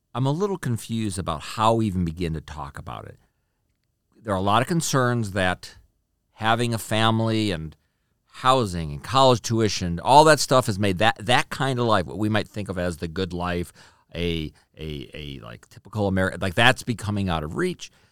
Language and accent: English; Chicago, Illinois, United States; moved away as an adult; I'm from Chicago, we used to live in Chicago, every once in a while, we, we drive past the house I grew up